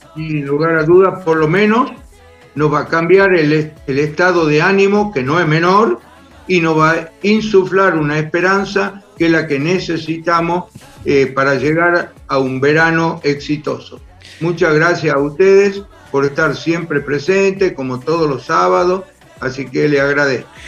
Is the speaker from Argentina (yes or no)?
yes; Tucumán, Argentina; yo soy de Tucumán